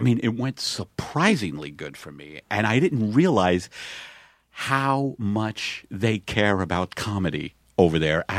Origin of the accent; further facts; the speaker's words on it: Staten Island, New York, United States; because I come from Staten Island where people don't travel.